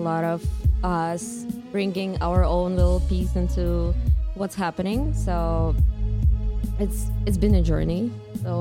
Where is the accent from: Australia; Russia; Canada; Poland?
Russia; moved away as an adult; now in New York, United States; I'm from Russia originally.